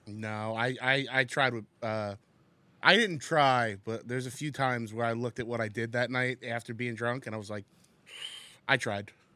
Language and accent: English; Secaucus, New Jersey, United States; I grew up in Sea Caucus, right outside of the city